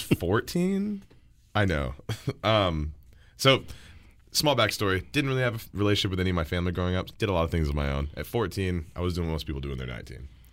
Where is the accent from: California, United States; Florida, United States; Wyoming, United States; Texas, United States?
Texas, United States; I'm from Texas, where we pride ourselves in the tacos